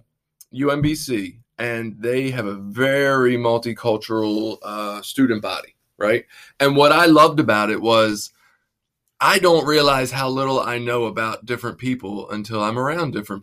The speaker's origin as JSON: {"language": "English", "town": "Baltimore", "region": "Maryland", "country": "United States", "accent": "Baltimore", "said": "my Baltimore accent"}